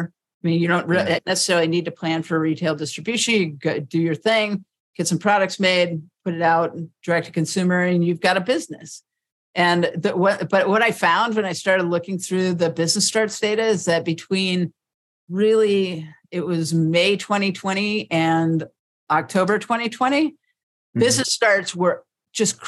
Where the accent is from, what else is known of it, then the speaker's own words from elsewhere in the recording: United States; I grew up swimming in the Potomac